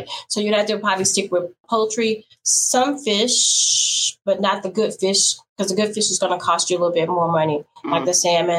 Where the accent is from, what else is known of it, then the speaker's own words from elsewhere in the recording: Baton Rouge, Louisiana, United States; I'm from Baton Rouge, and okay. We don't say sha